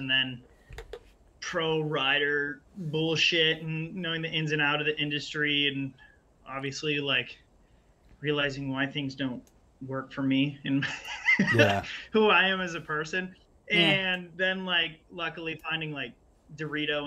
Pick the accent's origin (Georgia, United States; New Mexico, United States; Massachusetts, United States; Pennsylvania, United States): Pennsylvania, United States; I grew up in Pennsylvania riding like skate park trails